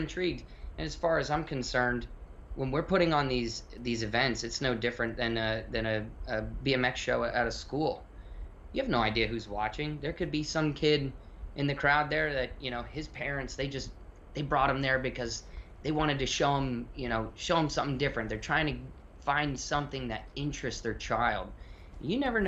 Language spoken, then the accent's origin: English; Florida, United States; I grew up in Florida